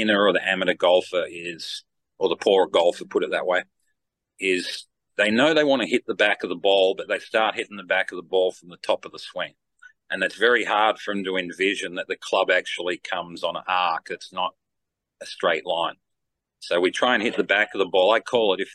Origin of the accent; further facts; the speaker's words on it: Australia; I'm from Down Under